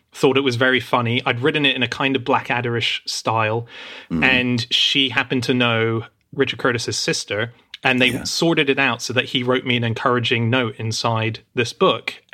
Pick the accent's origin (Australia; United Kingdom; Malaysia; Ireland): Australia; that even existed when I was growing up in Australia.